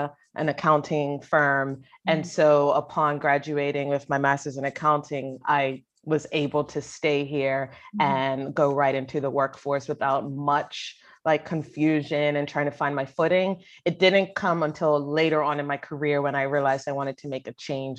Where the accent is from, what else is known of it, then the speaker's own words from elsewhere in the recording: Bermuda; moved away as an adult; also born or lived in North Carolina, United States; now in United States; I grew up in Bermuda